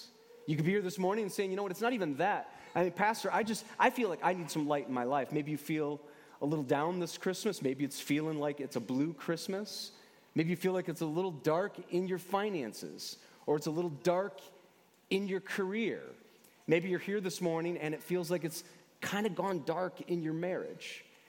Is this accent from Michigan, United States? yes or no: yes; Michigan, United States; I grew up in Michigan. I've lived here all my life.